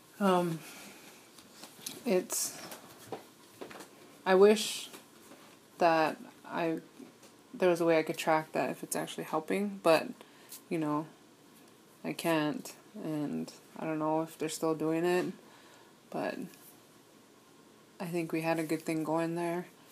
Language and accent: English; Wounded Knee, South Dakota, United States; also born or lived in Dayton, Ohio / Wanblee, South Dakota; growing up in Wounded Knee